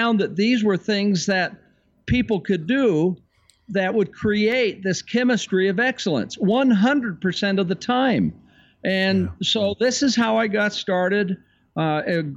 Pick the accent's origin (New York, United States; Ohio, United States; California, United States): California, United States; San Francisco Bay Area; I was raised in the San Francisco Bay Area.